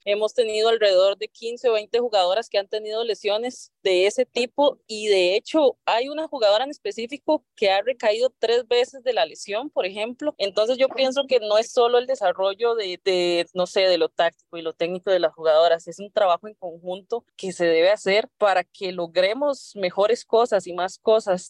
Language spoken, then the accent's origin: Spanish; Costa Rica